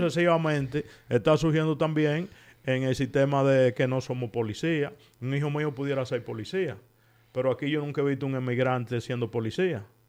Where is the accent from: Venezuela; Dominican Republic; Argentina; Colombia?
Dominican Republic; moved away as an adult; now in Spain; nosotros los dominicanos